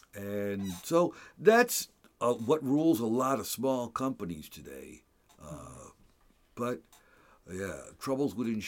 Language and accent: English; Hellertown, Pennsylvania, United States; I grew up and graduated from Hellertown High School.